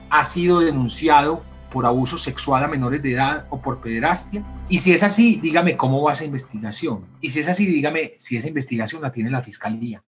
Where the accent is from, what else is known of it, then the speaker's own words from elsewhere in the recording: Medellín, Antioquia, Colombia; la ciudad donde te criaste, Medellín